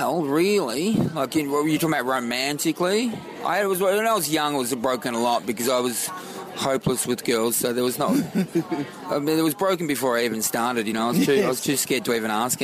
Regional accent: Australia; I get people describe me as being very Australian

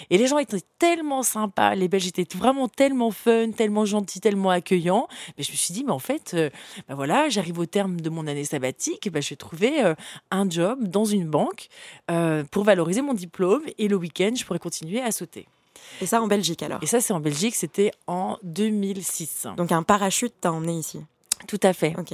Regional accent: Le Vésinet, Île-de-France, France; also born or lived in Gabon / Central African Republic / Burkina Faso; Ma mère euh, gérait un théâtre euh, dans la banlieue parisienne de Paris, au Vésinet. Et puis, j'ai grandi aussi en Afrique, dans différents pays, au Gabon, Centrafrique, Burkina Faso

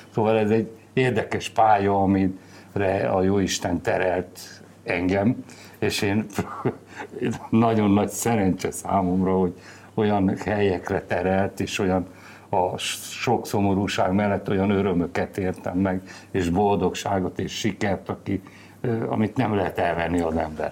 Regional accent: Gyomaendrőd, Békés, Hungary; Gyomán születtem, gyomai vagyok, és hát a gyökereim ott vannak

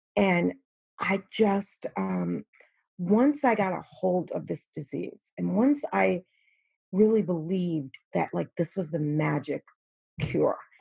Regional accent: New York, United States; I'm from New York

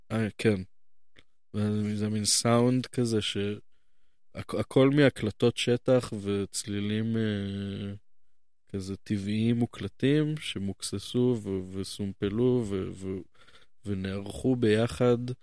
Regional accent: Jerusalem, Jerusalem District, Israel; אני נולדתי כאן

